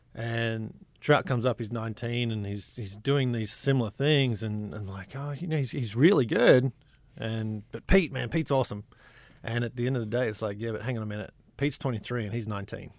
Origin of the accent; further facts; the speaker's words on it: Sydney, New South Wales, Australia; now in Hot Springs, United States; I grew up in Sydney, a small town piece of Sydney